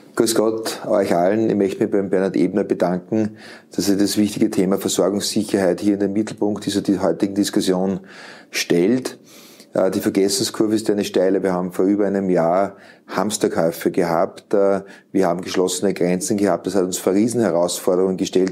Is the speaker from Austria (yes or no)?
yes; Lower Austria, Austria; bei uns in Österreich, in Niederösterreich